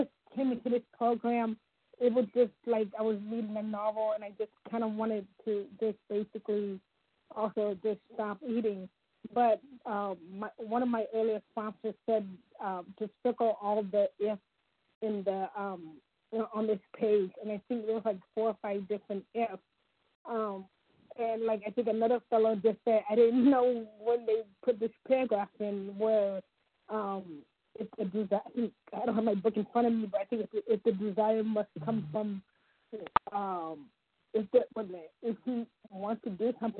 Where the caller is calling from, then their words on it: Ohio, United States; from Ohio.